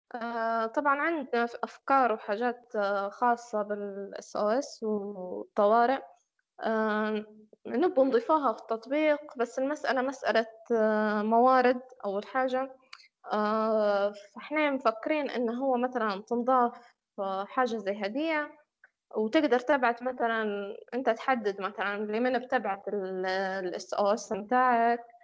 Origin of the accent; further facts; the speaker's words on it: Libya; احنا فريق ليبي وخدمنا في ليبيا